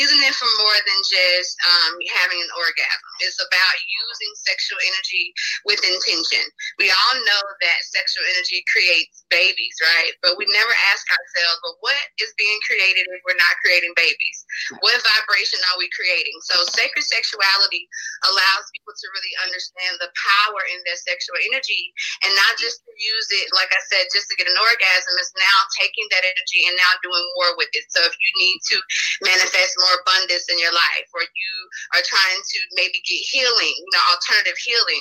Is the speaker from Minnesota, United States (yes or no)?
no; Tallulah, Louisiana, United States; I'm from Tallulah, Louisiana.